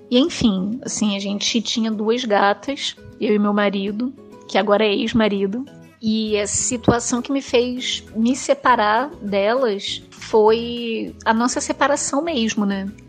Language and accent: Portuguese; Rio de Janeiro, Brazil; eu sou do Rio de Janeiro, sempre morei no Rio de Janeiro